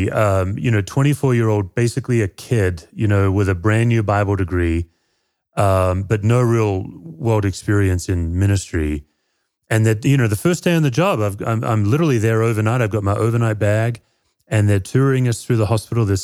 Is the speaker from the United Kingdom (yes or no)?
no; Perth, Western Australia, Australia; moved away as an adult; also born or lived in Tennessee, United States; now in Colorado, United States; Yeah, I grew up in Perth, Western Australia.